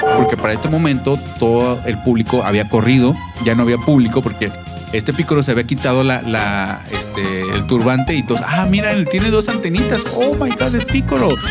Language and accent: Spanish; Mexico; somos mexicanos